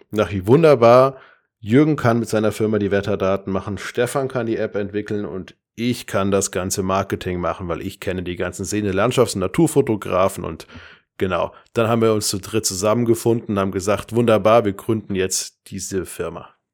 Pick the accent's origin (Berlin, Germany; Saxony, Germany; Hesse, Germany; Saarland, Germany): Hesse, Germany; Darmstadt; ich komme aus Darmstadt